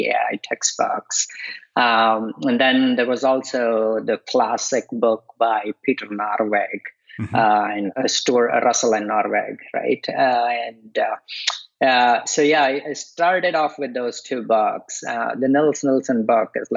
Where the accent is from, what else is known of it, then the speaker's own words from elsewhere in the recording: India; moved away; I grew up in India